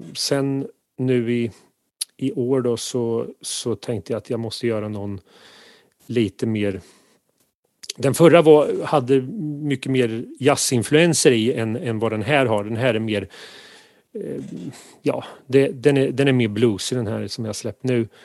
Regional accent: near Kisa, Östergötland, Sweden; från Kisa som eh, ligger i eh, närheten där jag är uppvuxen

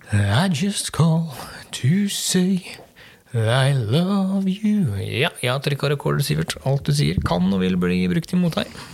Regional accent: Sørlandet, Southern Norway, Norway; now in Western Norway, Norway; for min del så har jeg vokst opp eh, nede på Sørlandet, bodde der i mange år. jeg flytta fra Østlandet til Sørlandet før jeg flytta opp til Vestlandet

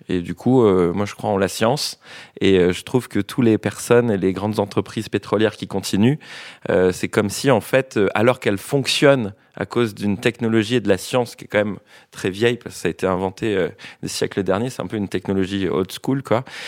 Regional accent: French Polynesia; je viens de Tahiti

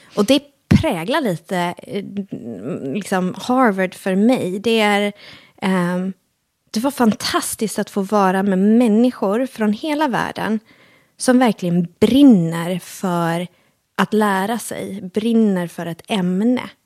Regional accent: Halmstad, Halland County, Sweden; also born or lived in Helsingborg; vi flyttade från Helsingborg, som var eh, familjens bostad, till, eh, eller plats, till, eh, till Halmstad då, eh, när jag var fyra år gammal

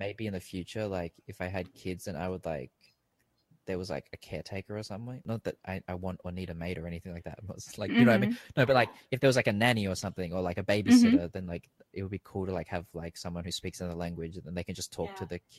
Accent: Australia; accent: Australian; now in Thailand; growing up in Australia

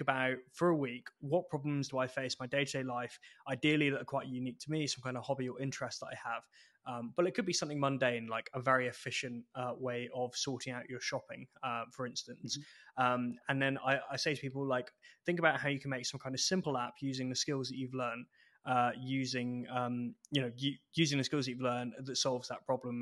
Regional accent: England, United Kingdom; moved away as an adult; now in Edinburgh, United Kingdom; I spent so long down south, uh, basically from childhood, that uh, it's weird for me being in Edinburgh with it technically being home

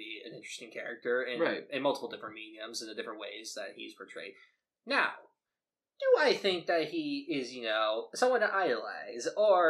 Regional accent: United States; He is Irish, we are American

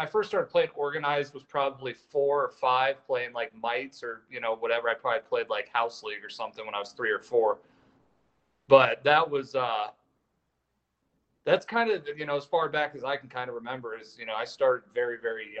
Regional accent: Mankato, Minnesota, United States; born there; I was born in Mankato, Minnesota.

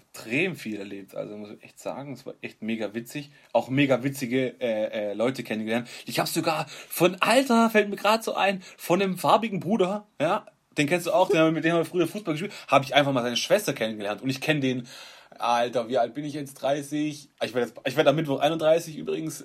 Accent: Stuttgart, Baden-Württemberg, Germany; Wir sind halt Stuttgarter

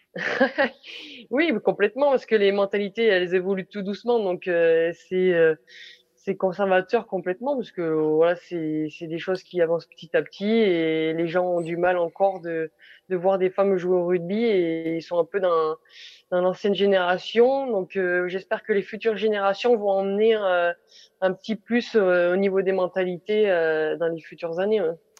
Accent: France; nous en tant que Français

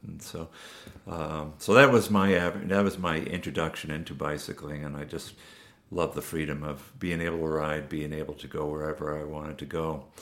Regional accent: Massachusetts, United States; I grew up in Massachusetts

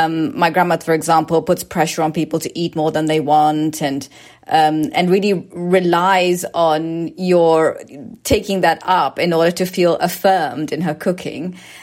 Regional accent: United Kingdom; born there; And so for my parents, after I was born in the UK

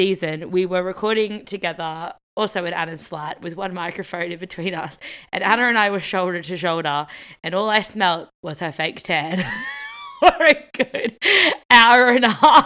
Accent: Australia; now in London, United Kingdom; I'm the Australian

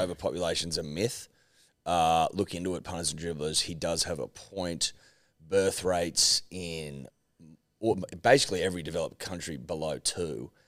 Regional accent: Australia; I like to think of ourselves as unapologetically Australian

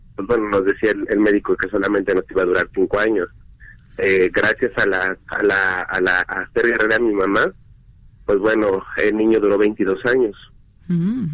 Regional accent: Mexico City, Mexico; soy de aquí de la Ciudad de México

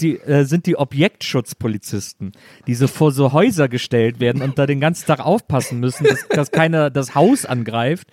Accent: Wesseling, North Rhine-Westphalia, Germany; Bei uns in Wesseling gab es einen Reiterhof

